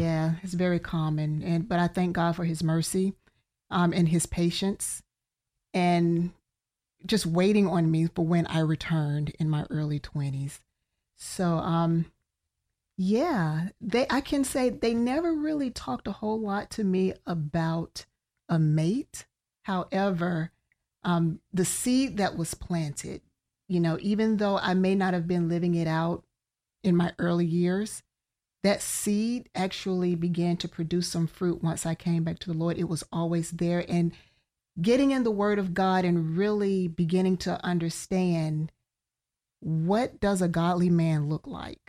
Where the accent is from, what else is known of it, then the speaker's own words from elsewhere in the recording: Birmingham, Alabama, United States; moved away as an adult; now in Central Florida, United States; from Birmingham, Alabama.